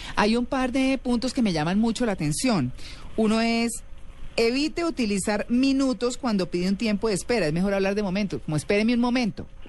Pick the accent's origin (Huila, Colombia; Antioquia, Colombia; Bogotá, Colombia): Bogotá, Colombia; soy muy bogotana yo